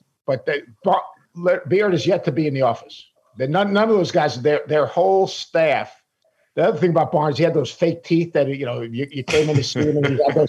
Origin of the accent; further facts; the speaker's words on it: New York City, New York, United States; being a New Yorker, growing up going to the old guard with my dad when I was real, real little